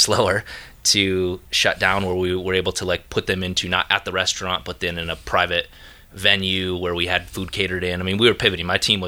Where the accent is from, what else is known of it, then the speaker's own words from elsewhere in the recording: Minneapolis, Minnesota, United States; Dude, I'm from Minneapolis.